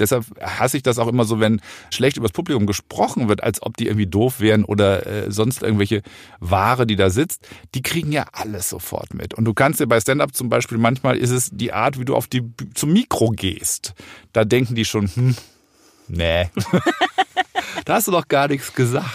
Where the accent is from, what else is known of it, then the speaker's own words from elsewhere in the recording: Rhineland, Germany; ich komme ja aus dem Rheinland